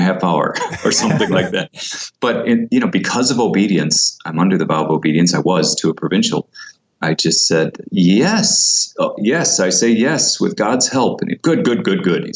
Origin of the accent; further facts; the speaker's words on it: South Bend, Indiana, United States; moved away as an adult; now in Florida, United States; I grew up in South Bend, Indiana